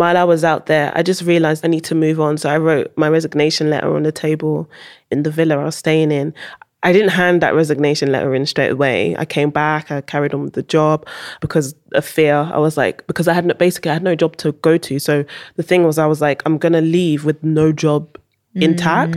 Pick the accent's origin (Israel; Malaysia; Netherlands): Netherlands; moved away; also born or lived in United Kingdom; I wasn't born in U K, I was born in Holland. Went to school in Holland.